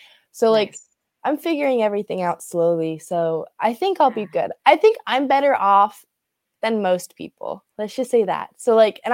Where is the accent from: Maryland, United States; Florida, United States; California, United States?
Florida, United States; My parents are from up north. My dad was in Massachusetts, my mom was in Long Island. They came down here. So I've been a Floridian baby all my life